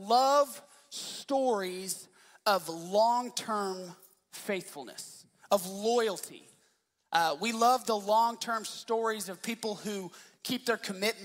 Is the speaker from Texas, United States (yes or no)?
yes; Dallas, Texas, United States; I grew up in Dallas